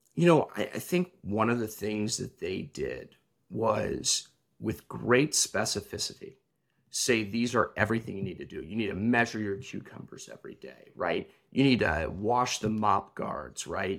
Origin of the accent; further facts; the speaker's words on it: Champaign, Illinois, United States; I grew up in Champlain, Illinois